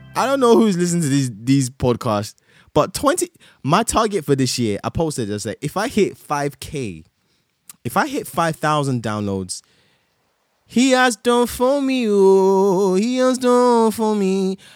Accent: Nigeria; moved away; I also went home to my, to my home country, Nigeria

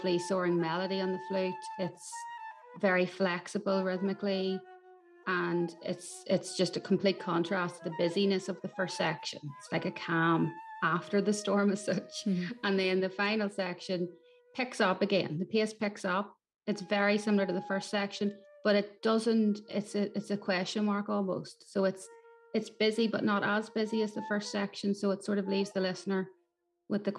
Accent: Newry, Northern Ireland, United Kingdom; I am a composer from Newry in County Down

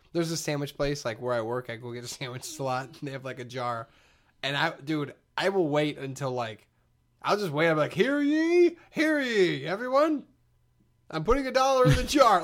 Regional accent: Chicago, Illinois, United States; I was from Chicago

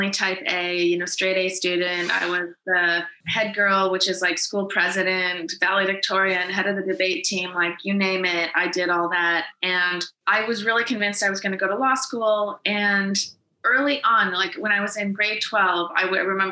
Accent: Winnipeg, Manitoba, Canada; moved away as an adult; also born or lived in Montreal, Canada; now in Los Angeles, United States; I'm from Winnipeg in Canada.

